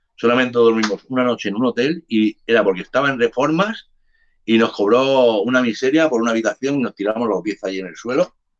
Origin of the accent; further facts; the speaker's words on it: Barcelona, Catalonia, Spain; also born or lived in Cádiz / Jerez de la Frontera; yo soy nacido en Cádiz. Yo me vine aquí con un mes a Barcelona, que mi madre me trajo